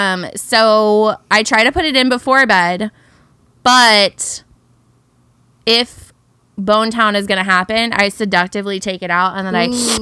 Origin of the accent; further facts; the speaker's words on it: Pacific Northwest, United States; also born or lived in Southern United States; I noticed, so as we know, I lived in the South for a long time. And being from the Pacific Northwe